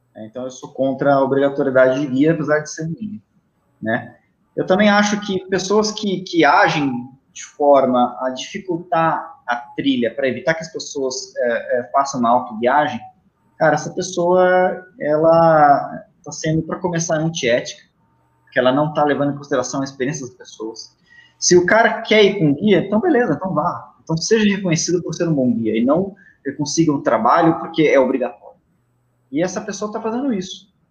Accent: Itatiba, São Paulo, Brazil; na minha cidade natal, que é Itatiba, no interior de São Paulo.

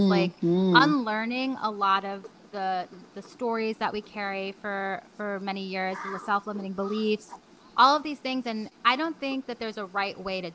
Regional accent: New York, United States; I'm a New Yorker

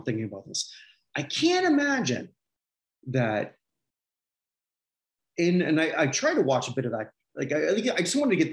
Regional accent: Canada; I'm a Canadian

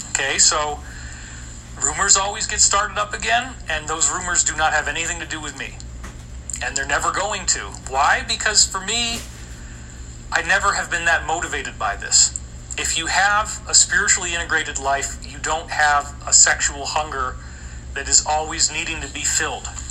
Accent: Scotia, New York, United States; I grew up in Scotia, New York, right down the street from me

